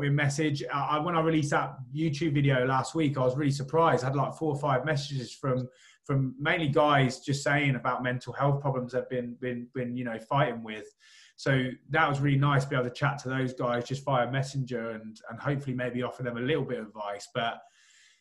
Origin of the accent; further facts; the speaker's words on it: Rushden, East Midlands, United Kingdom; I'm from Rushden